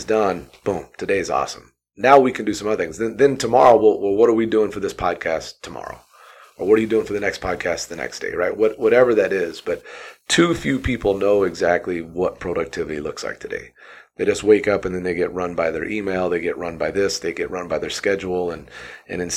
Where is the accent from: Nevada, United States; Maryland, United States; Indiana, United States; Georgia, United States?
Indiana, United States; Southern; moved away as an adult; also born or lived in Purdue University, Indiana / Arizona; now in Boise, United States; I grew up in Southern Indiana